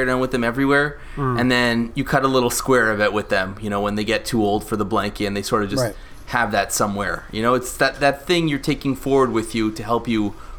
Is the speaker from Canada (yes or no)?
yes; Canada; I'm Canadian